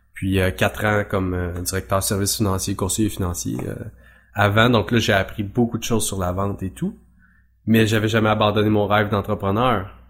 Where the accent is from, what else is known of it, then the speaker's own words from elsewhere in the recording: Mauricie, Quebec, Canada; moved away as an adult; also born or lived in Trois-Rivières; now in Drummondville, Canada; je suis originaire de la Mauricie mais moi je suis à Drummondville.